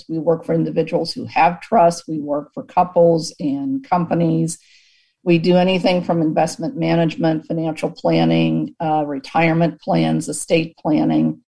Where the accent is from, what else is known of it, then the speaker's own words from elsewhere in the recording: Pittsburgh, Pennsylvania, United States; moved away as an adult; also born or lived in Michigan; now in Manhattan, Kansas, United States; I'm a native Pennsylvanian. I was born and raised in Pittsburgh